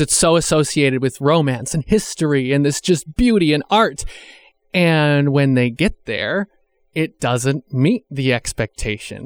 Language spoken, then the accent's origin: English; New York, United States; moved away; around where I grew up in New York